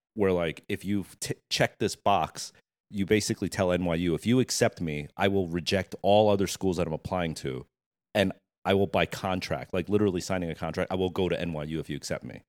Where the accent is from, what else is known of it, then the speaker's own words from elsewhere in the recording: New Jersey, United States; I was born in Jersey. Um, went to high school. So from birth to high school was Jersey. Mm-hmm. Um, in a small community called Monmouth County